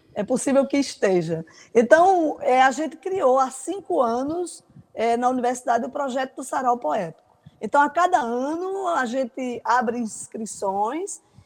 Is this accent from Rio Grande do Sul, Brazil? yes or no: no; Pocinhos, Paraíba, Brazil; minha infância lá em Pocinhos